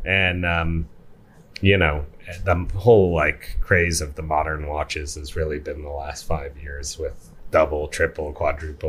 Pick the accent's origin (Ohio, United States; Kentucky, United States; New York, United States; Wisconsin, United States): Wisconsin, United States; Manitowoc; when I was in growing up in Manitowoc, Wisconsin